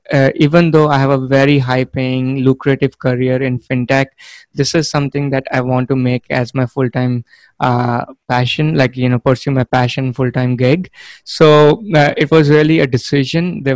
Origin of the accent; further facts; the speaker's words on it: India; moved away as an adult; now in United States; I am originally from India. I was born and brought up there. I came to the US for my master's degree